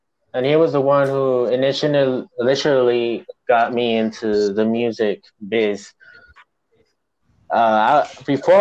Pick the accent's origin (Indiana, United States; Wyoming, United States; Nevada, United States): Nevada, United States; Las Vegas; I'm from Las Vegas, Nevada